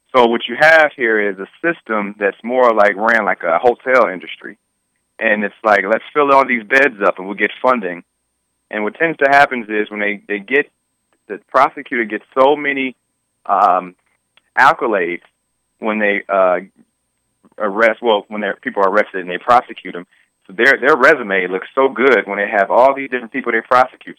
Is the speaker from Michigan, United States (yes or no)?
yes; Detroit, Michigan, United States; I grew up in Detroit my entire life